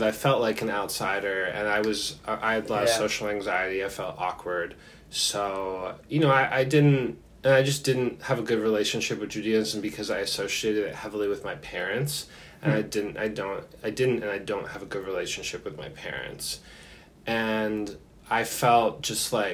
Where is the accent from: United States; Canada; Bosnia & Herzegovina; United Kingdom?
United States; Philadelphia suburbs, Pennsylvania; I grew up, I say I'm from Philadelphia, but that's just to make things simpler for people to understand. Like, I grew up in the suburbs, like an affluent suburb